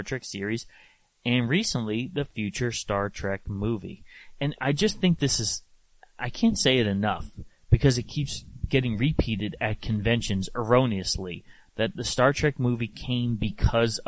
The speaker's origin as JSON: {"language": "English", "town": "Hamden", "region": "Connecticut", "country": "United States", "tie": "born or raised there", "also_born_or_lived": "Woodbridge, Connecticut", "said": "I grew up in Hamden and Woodbridge, Connecticut, so only a half hour away."}